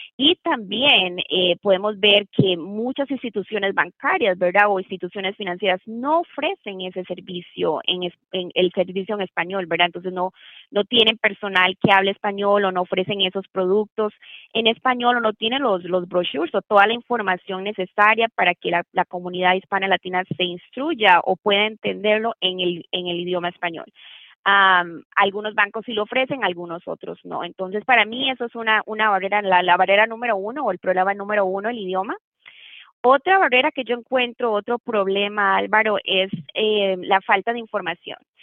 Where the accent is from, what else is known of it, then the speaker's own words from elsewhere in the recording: Costa Rica; moved away as an adult; now in Tennessee, United States; Yo soy de Costa Rica, nací que sí en Costa Rica y me gradué de la Escuela de Derecho en Costa Rica.